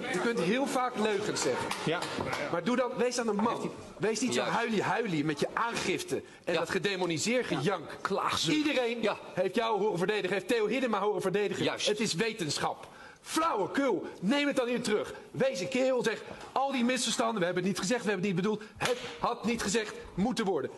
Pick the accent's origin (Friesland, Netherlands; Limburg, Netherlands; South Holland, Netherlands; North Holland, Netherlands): North Holland, Netherlands; Amsterdam; Als Amsterdammer